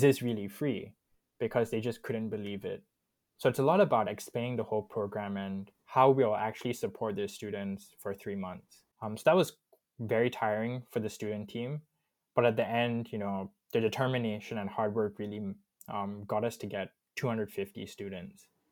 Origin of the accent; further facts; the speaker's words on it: Subang Jaya, Selangor, Malaysia; also born or lived in Kajang, Malaysia / Warwick, United Kingdom; I was born in Subang, actually, but right now living in Kajang.